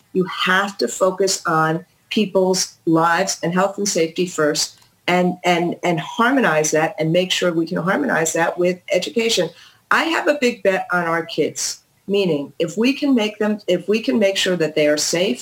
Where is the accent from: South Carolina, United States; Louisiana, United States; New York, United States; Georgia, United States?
New York, United States; New York City; I'm a New Yorker.